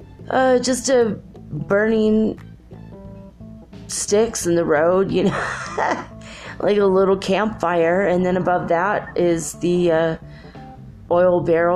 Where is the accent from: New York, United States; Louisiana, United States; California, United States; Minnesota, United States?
Minnesota, United States; moved away; I grew up in Minnesota, at least part of my childhood